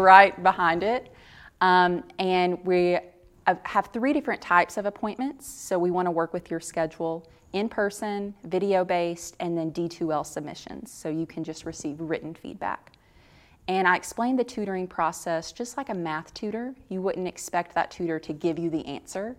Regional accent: Tennessee, United States; I grew up in Tennessee

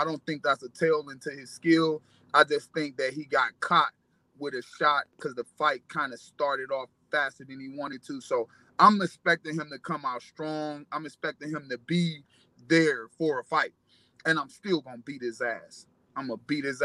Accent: Cleveland, Ohio, United States; I'm from Cleveland, Ohio

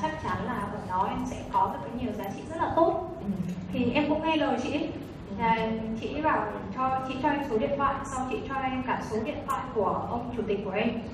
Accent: Hanoi, Vietnam; em đến từ Hà Nội

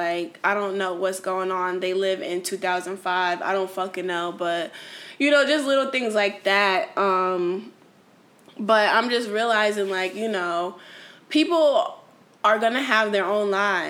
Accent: New Haven, Connecticut, United States; moved away as an adult; now in Houston, United States; I'm from New Haven, Connecticut

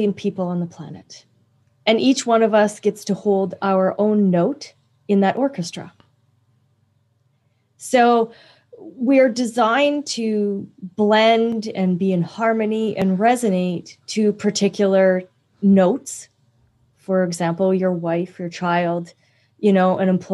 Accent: Canada; I'm also Canadian

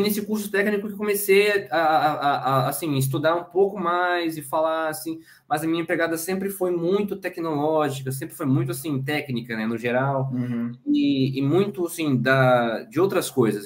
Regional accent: Espírito Santo, Brazil; moved away as an adult; now in Pernambuco, Brazil; eu nasci e cresci no Espírito Santo. Eu sou capixaba

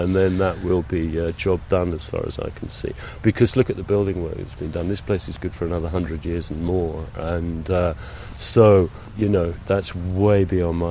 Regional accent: London, United Kingdom; moved away as an adult; now in Speyside, United Kingdom; I come from London

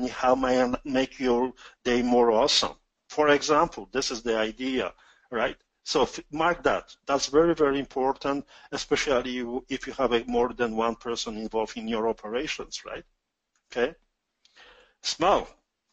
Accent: Poland; accent: strong Polish; English is a second language; now in Canada; my strong Polish accent.

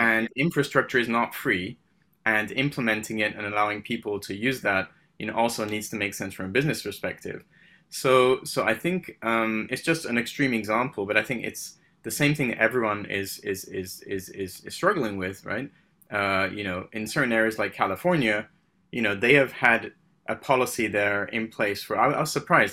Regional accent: Paris, Île-de-France, France; moved away; also born or lived in United Kingdom; I'm originally from the U K. I, I, I grew up in France, which is maybe an oxymoron. Um, I, uh, I, so I called Paris my home.

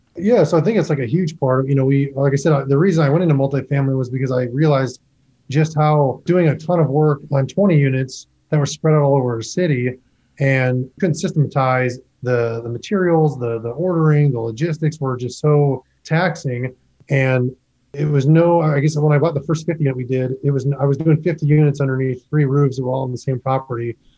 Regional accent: Midwest, United States; I was born and raised in the Midwest. I've always lived out in the Midwest

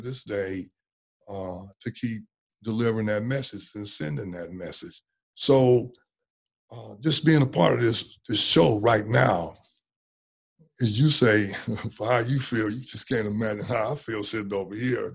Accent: Oakland, California, United States; growing up in West Oakland

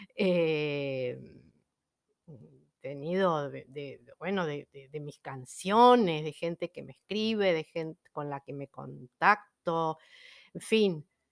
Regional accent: Buenos Aires, Argentina; ya he nacido acá

